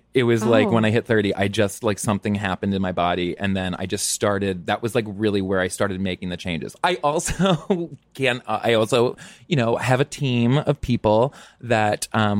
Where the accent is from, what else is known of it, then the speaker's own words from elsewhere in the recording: Texas, United States; I'm from Texas.